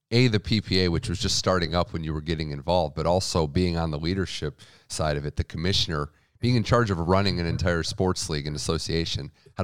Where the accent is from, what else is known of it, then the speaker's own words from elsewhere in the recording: Midwest, United States; I'm someone from the Midwest, East Coast area.